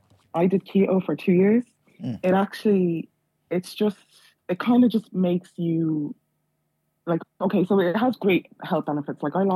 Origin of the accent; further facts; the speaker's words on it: Dublin, Leinster, Ireland; Thanks. I'm from Dublin.